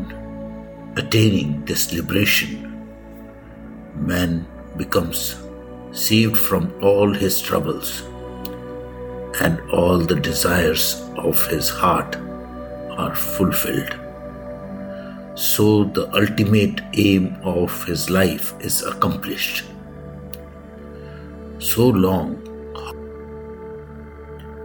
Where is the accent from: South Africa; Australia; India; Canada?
India; I am the Indian monk.